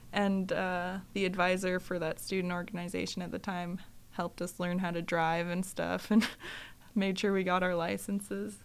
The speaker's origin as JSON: {"language": "English", "town": "Sand Point", "region": "Alaska", "country": "United States", "tie": "born or raised there", "moved": "as an adult", "lives_now": "Fairbanks, United States", "said": "I grew up in Sandpoint, Alaska, which is along the Aleutian Chain in the Shumagin Islands."}